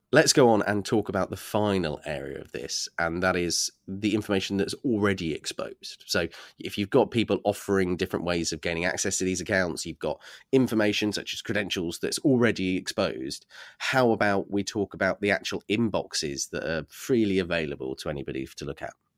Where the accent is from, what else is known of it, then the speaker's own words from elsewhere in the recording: United Kingdom; I'm just a Brit